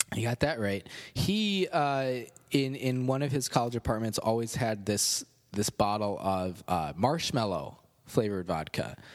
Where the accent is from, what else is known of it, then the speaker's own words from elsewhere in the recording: Cherry Valley, United States; a Methodist church in Cherry Valley, my hometown